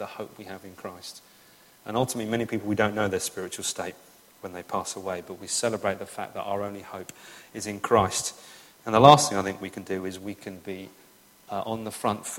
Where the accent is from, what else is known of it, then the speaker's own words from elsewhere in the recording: England, United Kingdom; I'm English